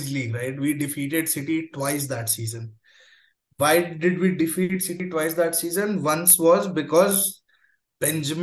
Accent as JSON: {"language": "English", "country": "India", "said": "as an Indian Chelsea fan"}